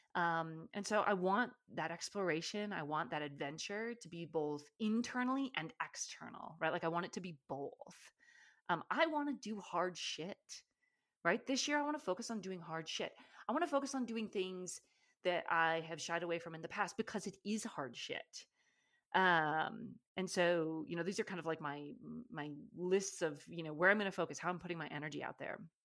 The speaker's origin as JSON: {"language": "English", "region": "Alaska", "country": "United States", "tie": "born or raised there", "moved": "yes", "said": "I grew up in Alaska"}